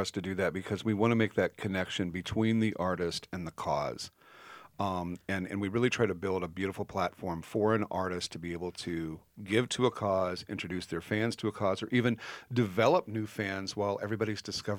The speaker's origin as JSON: {"language": "English", "region": "Nebraska", "country": "United States", "tie": "born or raised there", "said": "I grew up in Nebraska when the FBI was raiding, Fort Robinson and Chadron because the indigenous peoples were doing the ghost dance."}